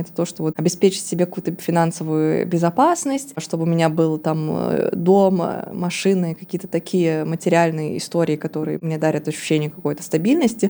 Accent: Tomsk, Tomsk Oblast, Russia; moved away as an adult; now in Moscow, Russia; все мое детство было в Томске, на даче и в детских лагерях, которые тоже находятся в Томской области

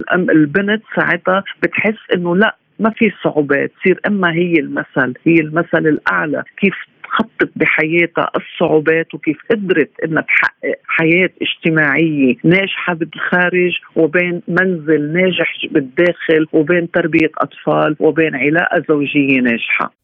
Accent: Lebanon; عندنا في لبنان

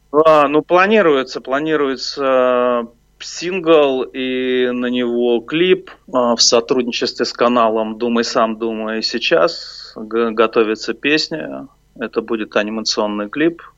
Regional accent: Nizhny Novgorod, Nizhny Novgorod Oblast, Russia; now in Moscow, Russia; мне, как нижегородцу

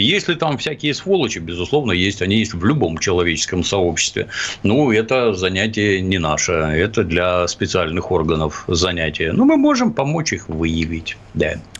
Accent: Ukraine; now in Russia; Я, кстати, вообще на Украине родился

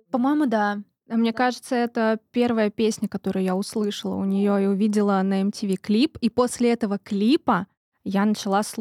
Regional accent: Tver, Tver Oblast, Russia; Такая из Твери. Да, я из Твери.

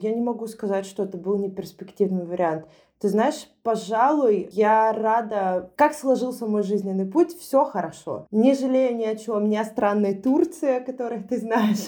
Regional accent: Yekaterinburg, Sverdlovsk Oblast, Russia; moved away as an adult; also born or lived in Moscow; родилась и выросла в Екатеринбурге. Я достаточно поздно переехала в Москву, в 25 лет.

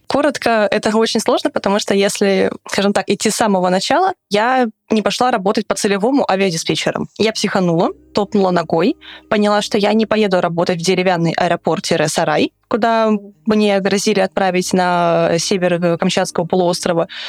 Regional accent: Russia; я говорила, что I'm from Russia

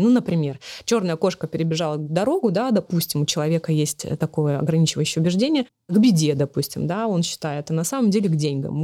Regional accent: Magnitogorsk, Chelyabinsk Oblast, Russia; moved away; мы отправились всей семьей на машине в мои родные края, в Челябинскую область, э, город Магнитогорск

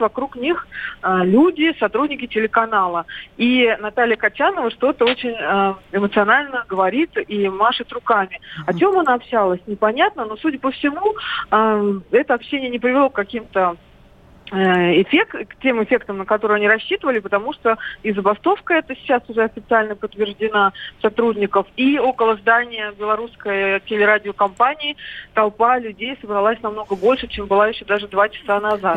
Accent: Belarus; moved away; сама родом из Беларуси, много там времени провела и в детстве, и сейчас много бывает.

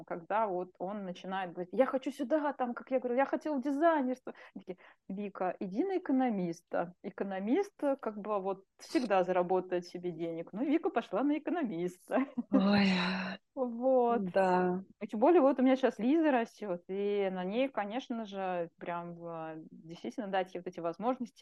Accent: Russia; детство мое, ну, было, как бы, трудные времена, да, в России, еще тогда угу. я родилась в Советском Союзе

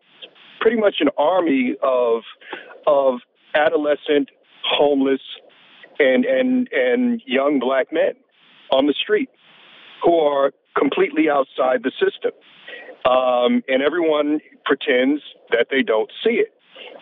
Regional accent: New York City, New York, United States; now in Washington, D.C., United States; I'm, you know, born and raised in New York, and I go back there very often.

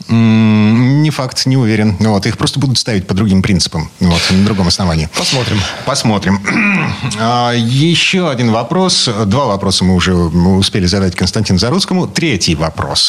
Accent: Kirov Oblast, Russia; moved away; У меня на родине, в Кировской области

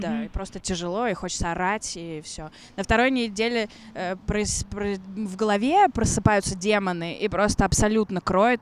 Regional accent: Russia; also born or lived in London / Vladivostok; я из России

